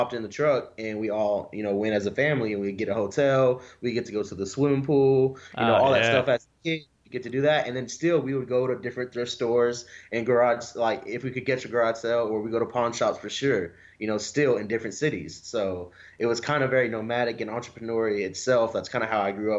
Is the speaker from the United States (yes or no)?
yes; Wewoka, Oklahoma, United States; now in Dallas, United States; where I grew up in Wewoka, which is like already a low income area